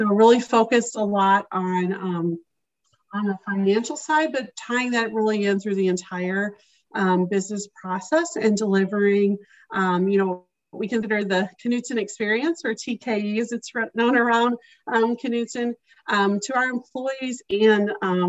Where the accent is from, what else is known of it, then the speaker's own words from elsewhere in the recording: Arkansas, United States; moved away as an adult; also born or lived in Chicago, Illinois / Kentucky / Texas; now in Minneapolis, United States; I'm originally from Arkansas, so I grew up in Arkansas and spent the first few years of my career there, but then the majority of my career was spent in Chicago.